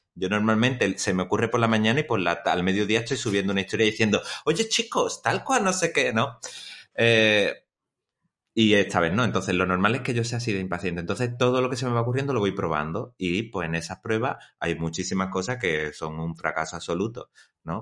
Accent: Chipiona, Andalusia, Spain; aquí en mi pueblo, en Chipiona

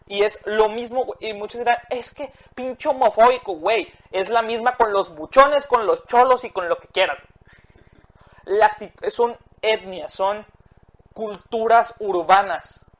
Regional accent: Mexico; soy mexicano, estoy orgulloso de ser mexicano.

